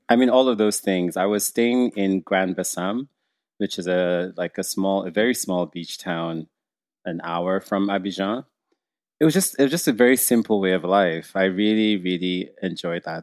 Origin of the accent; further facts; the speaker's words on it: Nigeria; now in Canada; being a Nigerian who grew up in, in Nigeria